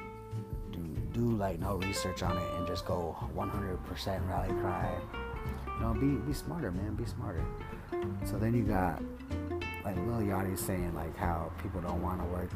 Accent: United States; I identify as American because I don't know anything other than that.

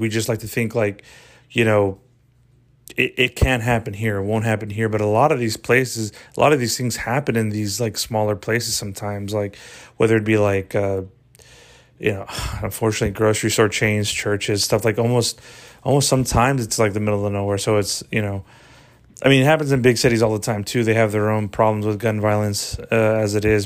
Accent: Texas, United States; my home state, you know, Texas

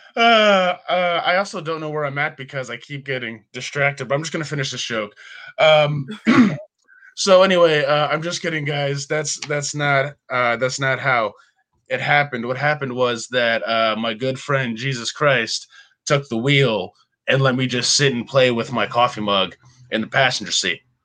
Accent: Bethlehem, Pennsylvania, United States; I'm from Bethlehem, Pennsylvania

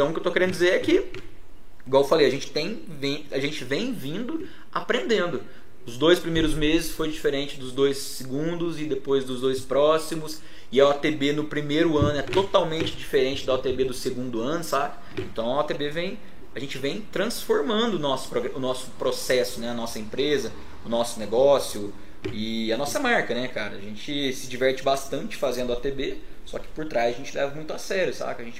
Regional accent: Pouso Alegre, Minas Gerais, Brazil; lá de Pouso Alegre.

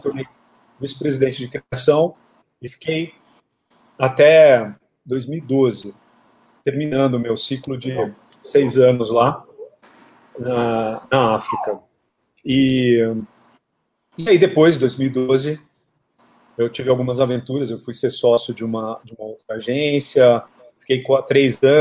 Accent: São José do Rio Preto, São Paulo, Brazil; moved away; also born or lived in Lisbon, Portugal; Eu sou do interior de São Paulo, de São José do Rio Preto, que é aí pertinho, né, de Araçatuba. E fui direto para Lisboa. Aí em Lisboa fiquei cinco anos.

